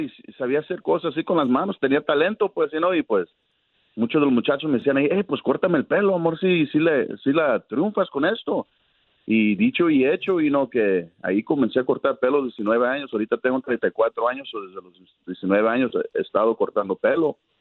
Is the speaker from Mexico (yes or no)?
no; San Bernardino, California, United States; also born or lived in Los Angeles, United States; now in Palm Springs, United States; nací en Los Ángeles yo pero me creí en San Bernardino ahí pues de padres mexicanos de Guadalajara